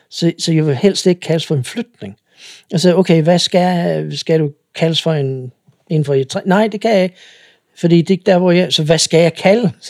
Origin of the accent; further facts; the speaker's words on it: Eritrea; now in Denmark; I kan ikke se mig på den måde, hvis jeg er altid en fra Eritrea, fordi så er jeg anderledes. Men hvis jeg er nydansker